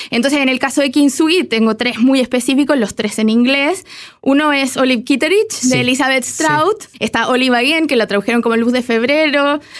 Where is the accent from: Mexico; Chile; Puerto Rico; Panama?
Chile; Santiago, Santiago Metropolitan Region; moved away as an adult; also born or lived in United States; estoy en Chile, soy chilena, digamos, regresé